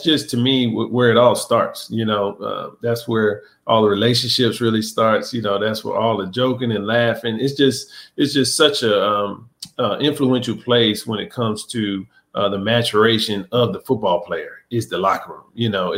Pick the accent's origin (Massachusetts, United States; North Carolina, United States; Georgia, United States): North Carolina, United States; Durham; we moved to Durham when I was two.